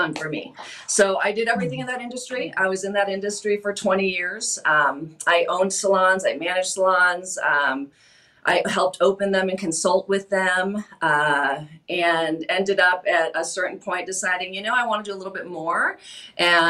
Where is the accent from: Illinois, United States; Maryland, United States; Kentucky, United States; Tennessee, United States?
Illinois, United States; Waukegan; moved away; also born or lived in Florida / Arizona; I was born and raised in Illinois, mainly the far northern suburbs. Grew up in Waukegan, Zion, Gurnee, kind of that area.